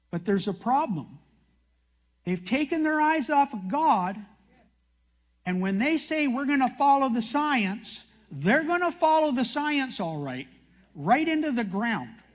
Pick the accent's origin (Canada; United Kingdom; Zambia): Canada; I'm a Canadian